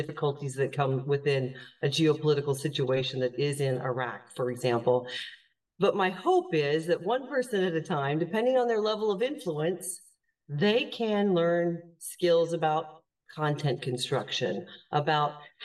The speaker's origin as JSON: {"language": "English", "country": "United States", "moved": "as an adult", "lives_now": "Ireland", "said": "I am an American. As you mentioned, we're talking from across the ocean. I live full-time in Europe, in Ireland now"}